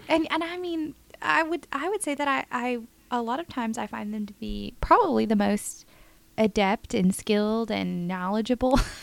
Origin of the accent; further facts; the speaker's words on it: Richardson, Texas, United States; the street where I grew up in Richardson